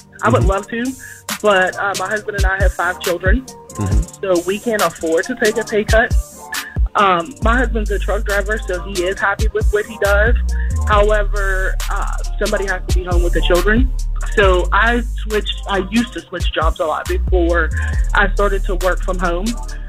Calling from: Pittsburgh, Pennsylvania, United States

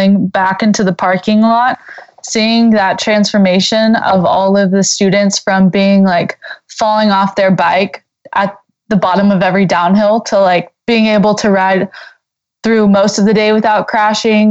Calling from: Lubbock, Texas, United States; calling in from Lubbock

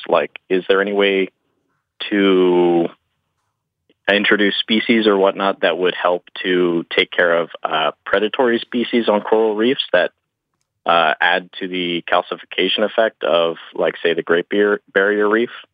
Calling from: Orlando, Florida, United States; I'm calling from Orlando, Florida

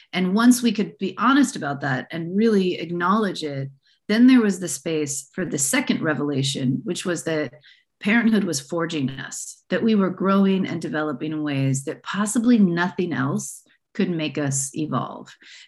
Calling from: San Francisco, California, United States; I'm calling in from the San Francisco Bay Area. And I am a bit of a rare bird in that my family is fourth generation from San Francisco.

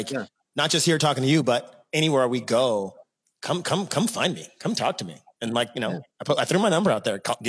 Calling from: San Diego, California, United States; So you know I'm calling in from San Diego, right?

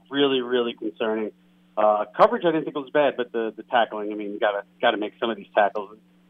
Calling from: Queens, New York, United States; Hey, guys. … in Queens.

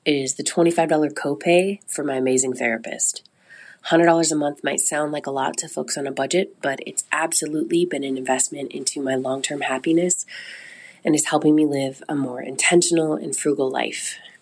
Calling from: Seattle, Washington, United States; I'm calling from Seattle

